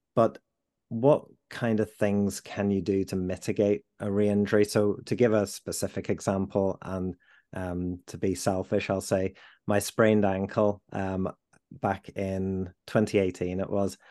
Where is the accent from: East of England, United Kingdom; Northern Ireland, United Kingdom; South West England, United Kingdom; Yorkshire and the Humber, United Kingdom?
Yorkshire and the Humber, United Kingdom; Leeds; I'm a Leeds lad. Um, I was, uh, born and bred in Leeds